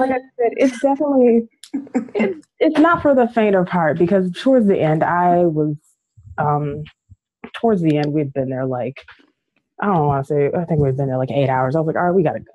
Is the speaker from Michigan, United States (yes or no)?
yes; Detroit, Michigan, United States; I grew up in Rosedale